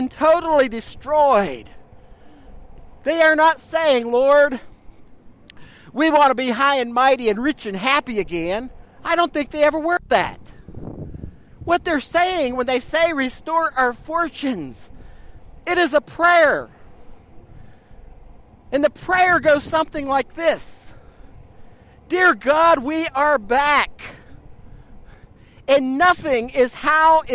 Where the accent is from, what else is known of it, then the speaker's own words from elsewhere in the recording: United States; moved away; I grew up on the Ohio River.